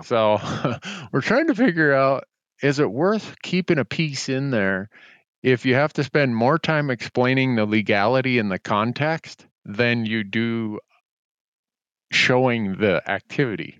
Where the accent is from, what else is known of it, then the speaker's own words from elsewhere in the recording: Big Falls, Minnesota, United States; moved away; I grew up in Big Falls, Minnesota